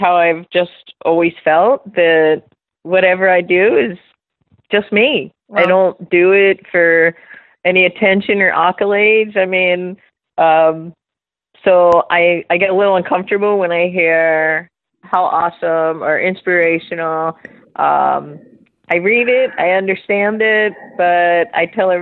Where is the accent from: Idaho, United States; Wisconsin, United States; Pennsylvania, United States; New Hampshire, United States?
Pennsylvania, United States; Philadelphia; moved away as an adult; now in Florida, United States; I am originally from Philadelphia, Pennsylvania. I grew up in a section